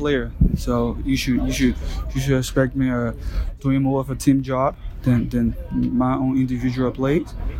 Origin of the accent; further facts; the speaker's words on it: Liberia; now in Miami, United States; I'm from Liberia, West Africa, and I used to play in Liberia.